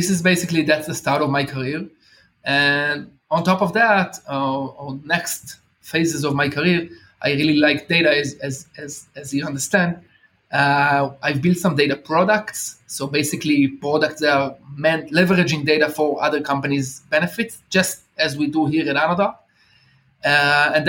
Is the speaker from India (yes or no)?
no; Israel; I've been blessed to born here in Israel